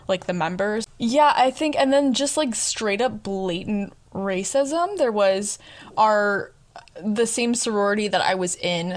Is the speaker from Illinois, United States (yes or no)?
yes; Illinois, United States; moved away; I'm from Illinois